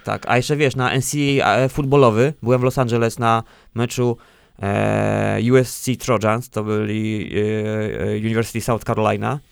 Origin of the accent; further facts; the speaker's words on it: Lisewo Malborskie, Pomeranian Voivodeship, Poland; moved away as an adult; now in Bydgoszcz, Poland; tam pochodzę, pochodzę właśnie z Lisewa Malborskiego